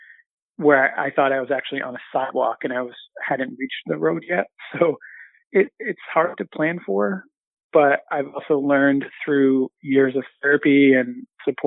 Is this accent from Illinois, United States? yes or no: no; Southern Maine, United States; born or raised there; moved away as an adult; also born or lived in Central Massachusetts / Boston area